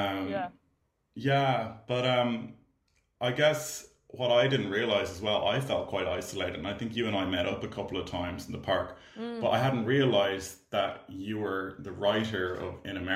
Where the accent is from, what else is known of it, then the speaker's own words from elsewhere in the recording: Ireland; I'm an Irish filmmaker and actor